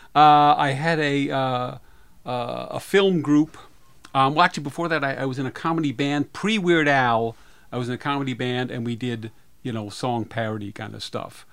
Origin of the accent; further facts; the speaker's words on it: Rockville, Maryland, United States; in my hometown, Rockville, Maryland